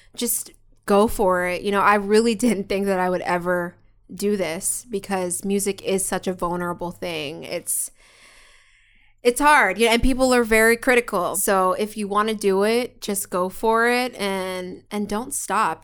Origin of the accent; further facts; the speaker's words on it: Philadelphia, Pennsylvania, United States; now in Los Angeles, United States; We're straight up from Philly.